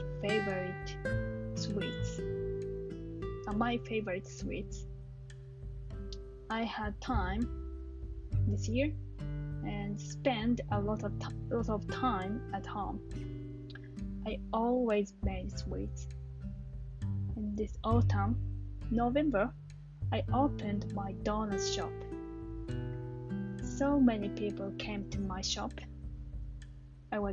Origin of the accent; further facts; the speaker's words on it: Japan; English is a second language; also born or lived in Nagano Prefecture; I'm Japanese. I live in Nagano prefecture.